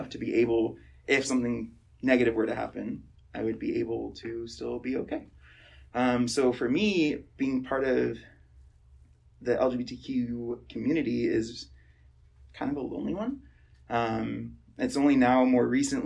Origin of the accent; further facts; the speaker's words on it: Tennessee, United States; I grew up in Tennessee, so kind of a pretty southern state